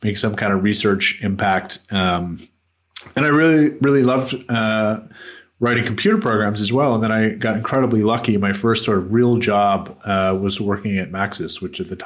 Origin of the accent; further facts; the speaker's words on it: United States; moved away; I grew up in the United States